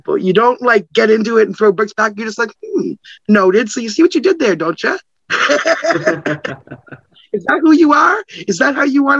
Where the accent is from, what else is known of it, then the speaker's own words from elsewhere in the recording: Canada; I'm Canadian. I'm not even American.